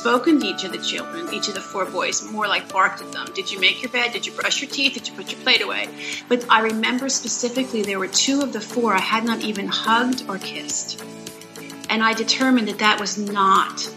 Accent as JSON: {"language": "English", "town": "Philadelphia", "region": "Pennsylvania", "country": "United States", "tie": "born or raised there", "moved": "as an adult", "said": "I was raised in a Jewish home in Philadelphia"}